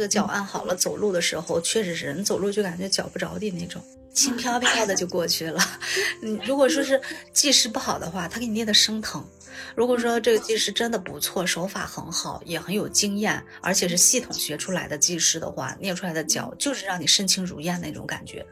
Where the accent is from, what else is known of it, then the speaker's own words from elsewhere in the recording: Shanxi, China; 我们山西这边暖气大多都供得挺好的